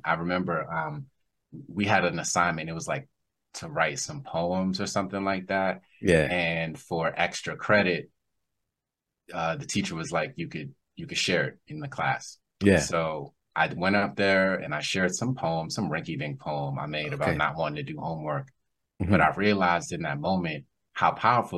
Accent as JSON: {"language": "English", "town": "Silver Spring", "region": "Maryland", "country": "United States", "tie": "born or raised there", "also_born_or_lived": "Atlanta, Georgia / Nigeria / Edo State", "said": "And then I came back to Silver Spring, Maryland, which is right outside DC. And I grew up in Silver Spring, Maryland."}